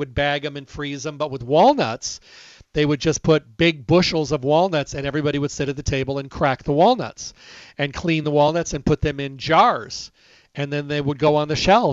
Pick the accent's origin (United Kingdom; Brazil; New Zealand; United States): United States; Midwest; moved away; I come from the Midwest, as you know, and we have a lot of walnut trees out there